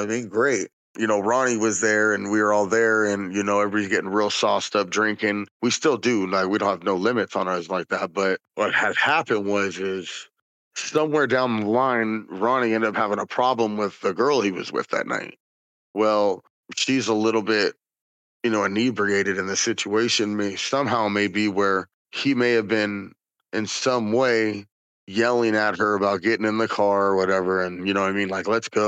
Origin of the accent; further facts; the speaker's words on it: West Coast, United States; we're from the West Coast